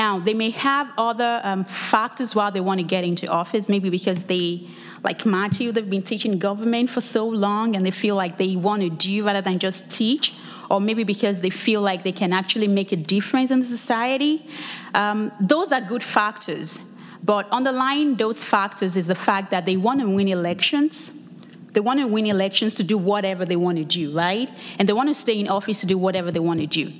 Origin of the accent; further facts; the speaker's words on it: Lagos, Nigeria; now in United States; I'm originally from Lagos, Nigeria. I was back home for the summer break